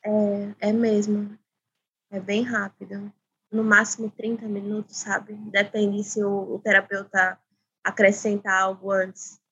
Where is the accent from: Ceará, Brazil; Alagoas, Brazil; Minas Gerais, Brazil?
Alagoas, Brazil; Maceió; sou de Maceió